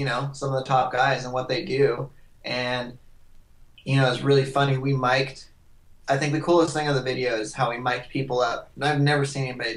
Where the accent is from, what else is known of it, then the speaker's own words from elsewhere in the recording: Hood River, Oregon, United States; moved away as an adult; now in Santa Barbara, United States; I'm from Hood River, Oregon